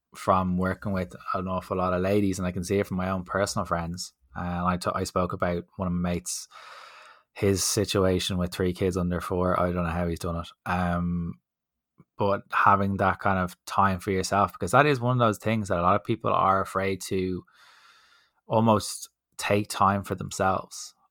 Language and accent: English; Dublin, Leinster, Ireland; accent: D4